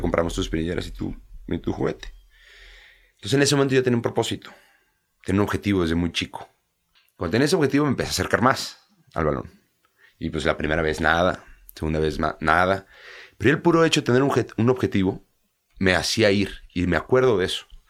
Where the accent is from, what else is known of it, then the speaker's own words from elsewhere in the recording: Mexico; moved away as an adult; now in England; no soy un mexicano que, que se fue a vivir allá desde los 10 años, es diferente, ¿no? Porque los inicios son aquí